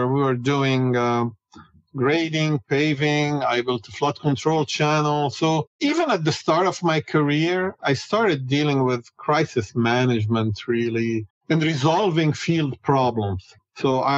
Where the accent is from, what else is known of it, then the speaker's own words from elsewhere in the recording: Beirut, Beirut Governorate, Lebanon; moved away as an adult; now in United States; I grew up in Beirut, Lebanon, and I went to the American University of Beirut